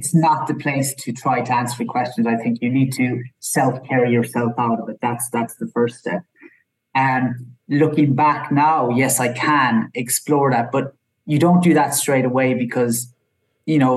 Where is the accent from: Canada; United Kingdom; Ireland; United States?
Ireland; I'm from Ireland